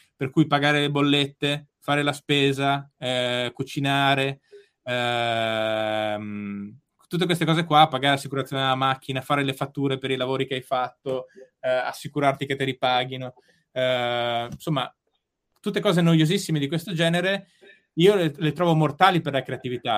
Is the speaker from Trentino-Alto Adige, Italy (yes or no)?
yes; Bolzano, Trentino-Alto Adige, Italy; moved away; a Bolzano c'è l'Oche su ghiaccio e io andavo allo stadio, ci vado tuttora quando torno a casa